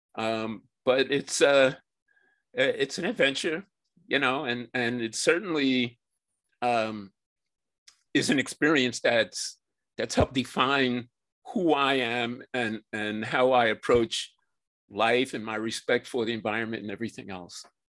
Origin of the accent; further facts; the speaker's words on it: New York City, New York, United States; I grew up in New York City where I still live.